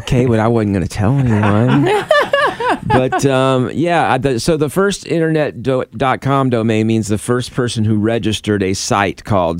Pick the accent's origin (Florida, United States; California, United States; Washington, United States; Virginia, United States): Florida, United States; I grew up in Florida.